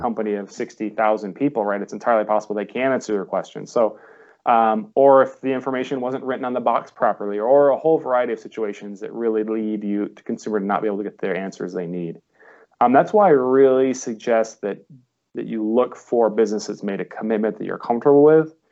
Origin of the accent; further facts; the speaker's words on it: Ohio, United States; now in Monterey, United States; I'm from Ohio originally